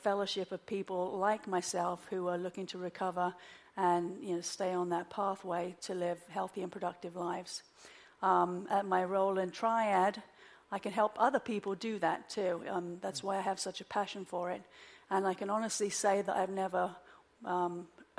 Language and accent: English; London, United Kingdom; moved away as an adult; also born or lived in Oxford; now in Wilmington, United States; I'm originally from London. I was born and raised in London